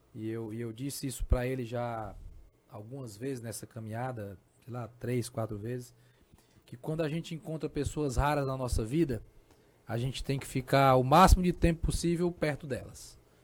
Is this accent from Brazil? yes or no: yes; Brazil; como brasileiro